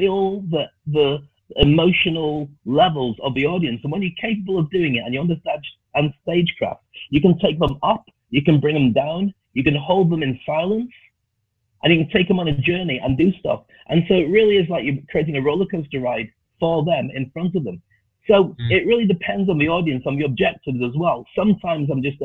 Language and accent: English; the north of England, United Kingdom; moved away; also born or lived in Scotland / Dubai; I was a black kid growing up in the north of England. Actually, I grew up in Scotland, then I went to the north of England.